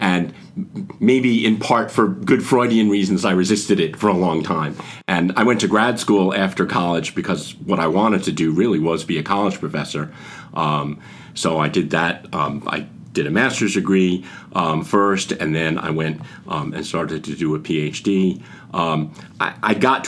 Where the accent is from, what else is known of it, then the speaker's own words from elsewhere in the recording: suburbs of the Bronx, New York area, United States; moved away; I grew up in the New York area, I always say the suburbs of the Bronx